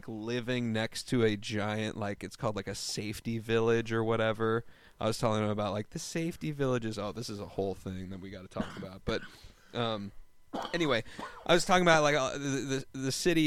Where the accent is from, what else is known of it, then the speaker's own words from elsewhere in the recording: Oregon, United States; I'm from Oregon